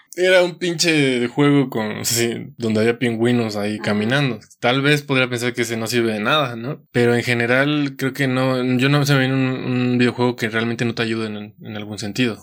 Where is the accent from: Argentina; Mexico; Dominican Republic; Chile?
Mexico; como mexicanos